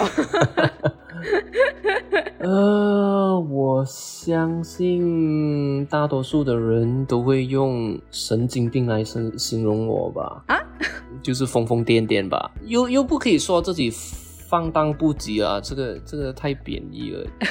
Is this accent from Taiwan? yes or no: no; Malaysia; now in Los Angeles, United States; 我是来自马来西亚的